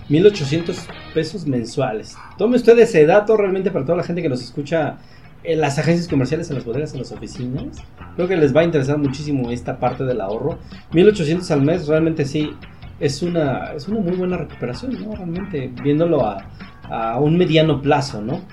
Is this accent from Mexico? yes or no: yes; Mexico